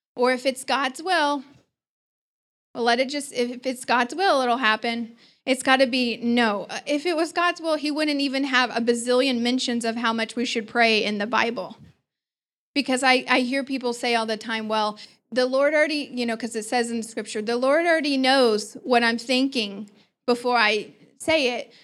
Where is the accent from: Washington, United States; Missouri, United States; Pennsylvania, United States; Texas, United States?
Missouri, United States; Joplin; I was born in Joplin, Missouri